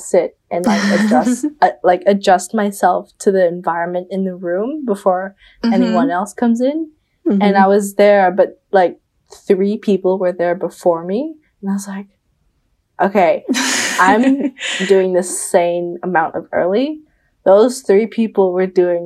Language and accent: English; Bali, Indonesia; moved away; I'm from Indonesia, I'm from Bali